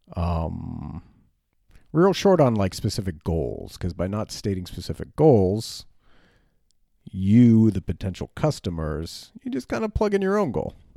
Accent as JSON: {"language": "English", "country": "United States", "said": "as an American man"}